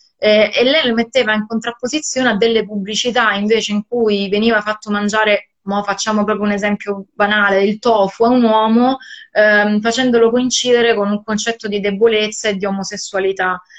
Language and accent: Italian; Sicily, Italy; sono cresciuta, io sono siciliana, e anch'io sono cresciuta sul mare come te